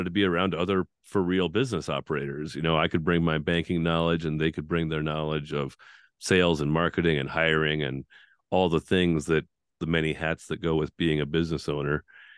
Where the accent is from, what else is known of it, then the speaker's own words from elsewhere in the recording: North Dakota, United States; I was born and raised in Central North Dakota, graduated with a class of five